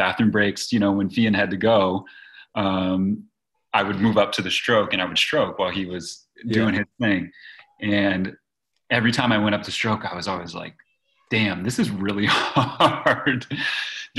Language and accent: English; Los Gatos, California, United States; I grew up in Los Gatos, California, near Santa Cruz, California